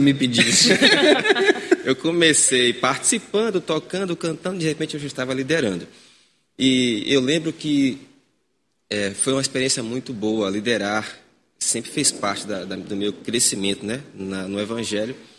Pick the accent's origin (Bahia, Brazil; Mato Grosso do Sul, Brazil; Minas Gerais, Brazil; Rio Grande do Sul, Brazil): Bahia, Brazil; Vera Cruz; moved away; não sou natural daqui, sou natural de Vera Cruz, né? sou dele de Itaparica, tá sou nativo, nativo.